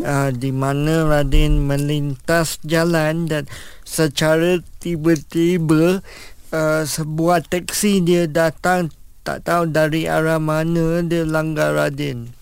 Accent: Kuala Lumpur, Malaysia; saya berasal daripada KL Kuala Lumpur

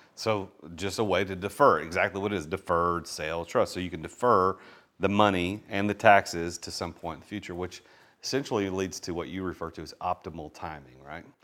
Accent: Nashville, Tennessee, United States; accent: Southern; I'm from Nashville, so my s, my Southern accent sometimes comes through

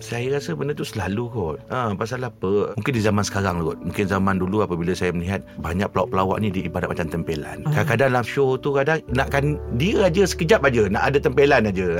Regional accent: Johor Bahru, Johor, Malaysia; Saya orang Johor Bahru.

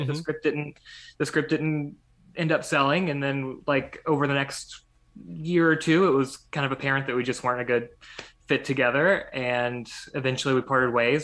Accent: West Virginia, United States; moved away as an adult; I'm originally from West Virginia

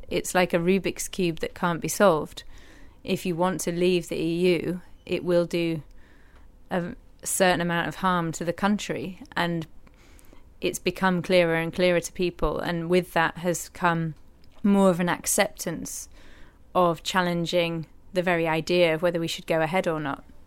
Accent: Yorkshire and the Humber, United Kingdom; moved away; also born or lived in Newcastle; growing up in East Yorkshire

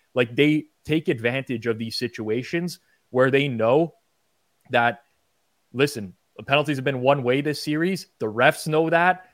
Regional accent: Canada

